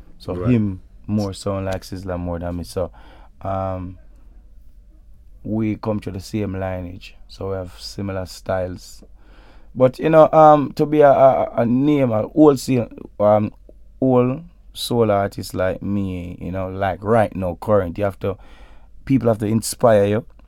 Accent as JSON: {"language": "English", "region": "Clarendon", "country": "Jamaica", "tie": "born or raised there", "said": "I'm a Jamaican, you know, but for a bit more specific, I was born in Clarendon"}